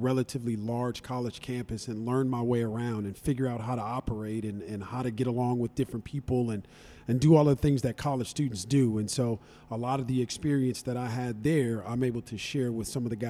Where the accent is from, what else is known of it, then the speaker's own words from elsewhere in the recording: Pomona, California, United States; born and raised in Pomona, went to elementary school, junior high school, and even high school at Pomona High School. So I literally am from the area.